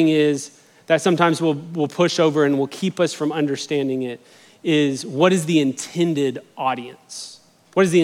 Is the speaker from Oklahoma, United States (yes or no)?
no; Albuquerque, New Mexico, United States; now in Texas, United States; I grew up in Albuquerque, New Mexico, but my mom is from Texas